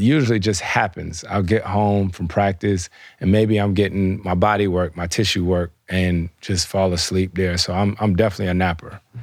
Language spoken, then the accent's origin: English; the South, United States; moved away; I grew up in the South